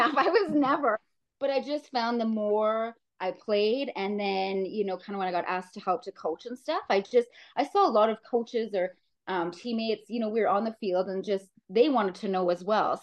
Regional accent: Saskatchewan, Canada; moved away as an adult; now in Calgary, Canada; growing up in Saskatchewan

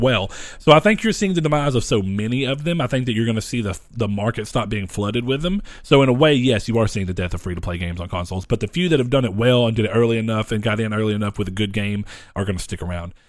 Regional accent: United States; We're American

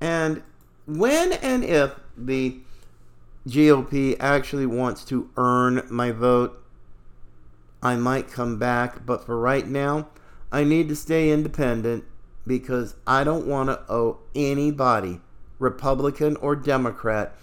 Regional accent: Oregon, United States; I grew up in Oregon, so I understand Oregon politics

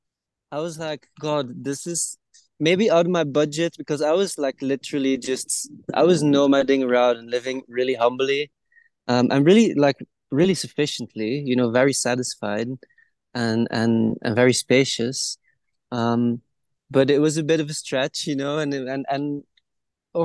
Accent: Belgium; moved away as an adult; also born or lived in Guatemala; I grew up in Belgium

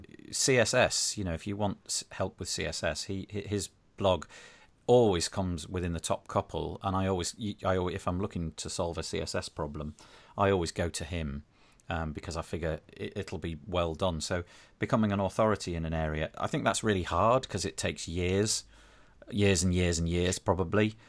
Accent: United Kingdom; being British

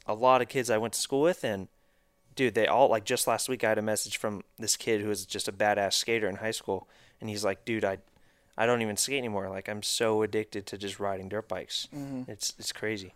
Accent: Marietta, United States; also born or lived in Texas; I was born in Texas, and a couple years, I think when I was two, my parents moved out to Marietta before, like when this was all dirt still

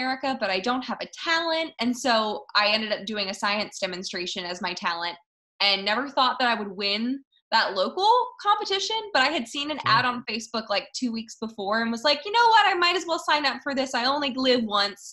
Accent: outside of Philadelphia, Pennsylvania, United States; I grew up outside of Philadelphia

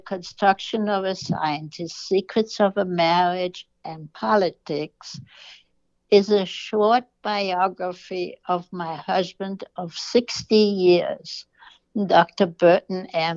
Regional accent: Germany; also born or lived in New York; now in United States; I am from Germany and went through the Holocaust

